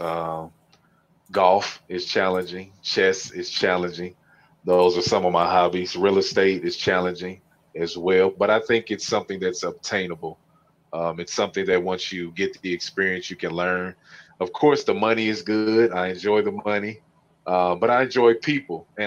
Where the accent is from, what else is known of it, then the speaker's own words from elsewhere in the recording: St. Louis, Missouri, United States; born and raised in St. Louis